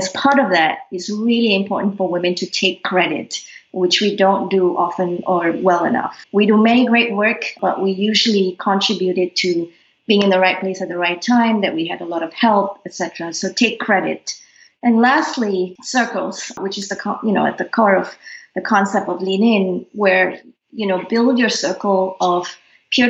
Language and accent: English; Malaysia; now in Singapore; growing up in Malaysia as young ladies